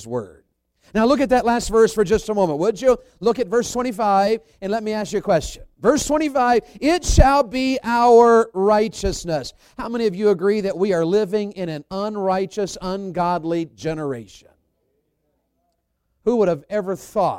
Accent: the South, United States; being a Southerner

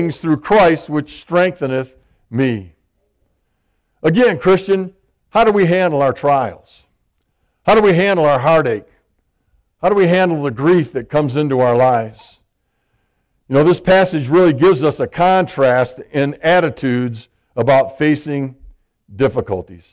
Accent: Michigan, United States; I'm from Michigan.

